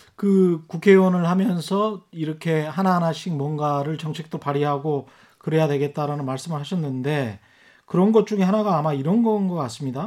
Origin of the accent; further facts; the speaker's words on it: Yeosu, South Jeolla, South Korea; 제가 전라남도 요수인데요.